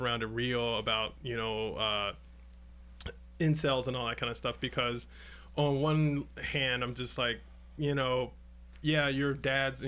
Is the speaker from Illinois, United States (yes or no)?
yes; Chicago, Illinois, United States; growing up in Chicago in the 90s